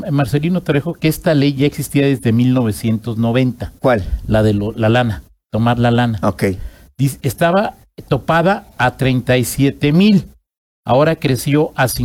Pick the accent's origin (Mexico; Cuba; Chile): Mexico